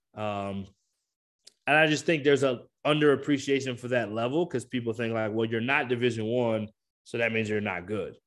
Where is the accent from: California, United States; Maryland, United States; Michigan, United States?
Michigan, United States; I did grow up in Michigan, so I grew up watching the Pistons